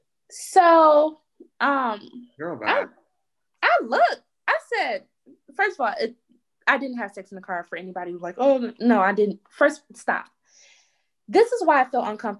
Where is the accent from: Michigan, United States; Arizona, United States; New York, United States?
Michigan, United States; Detroit; I am from Detroit, Michigan. I always stayed in Detroit